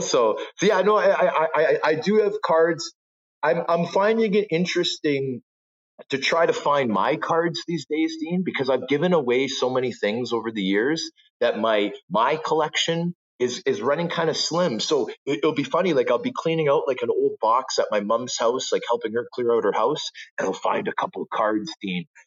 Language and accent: English; Toronto, Ontario, Canada; also born or lived in Vancouver; I grew up as a Canadian kid from Scarborough.